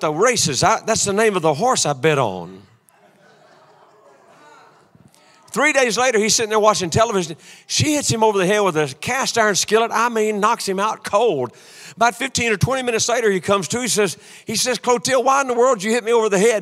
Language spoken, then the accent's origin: English; Louisiana, United States; I'm from Louisiana